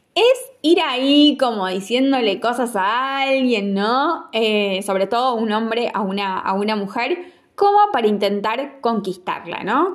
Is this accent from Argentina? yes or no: yes; Argentina; como un argentino